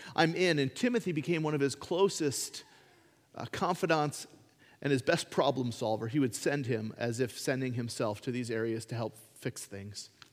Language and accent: English; United States; being an American citizen. I am one